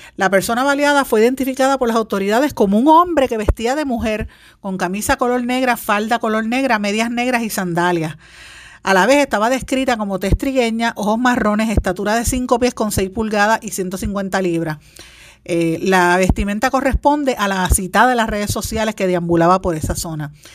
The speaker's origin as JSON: {"language": "Spanish", "country": "Puerto Rico", "said": "me siento orgullosa de haber sido seleccionada como puertorriqueña"}